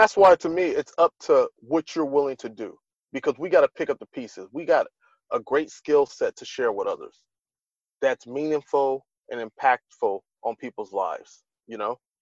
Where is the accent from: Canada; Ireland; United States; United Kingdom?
United States; Los Angeles, California; right here in my hometown